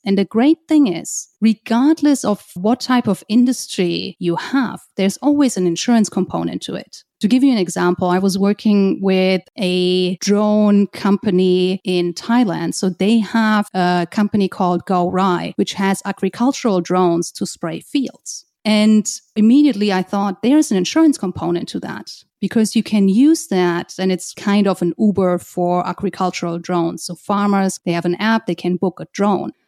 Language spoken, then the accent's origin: English; just outside of Frankfurt, Hesse, Germany; moved away as an adult; also born or lived in Hong Kong; now in New York, United States; I'm originally from Germany, just outside of Frankfurt.